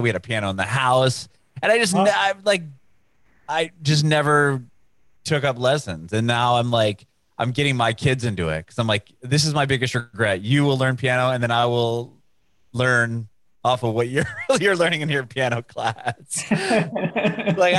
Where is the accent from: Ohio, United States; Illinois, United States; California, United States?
California, United States; San Diego; moved away as an adult; now in Nashville, United States; I'm originally from San Diego, from California